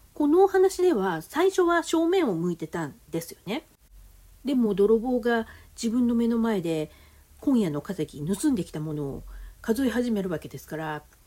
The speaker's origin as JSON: {"language": "Japanese", "region": "Gunma", "country": "Japan", "tie": "born or raised there", "moved": "yes", "lives_now": "Tokyo, Japan", "said": "私は群馬育ちで今は東京で暮らしてる"}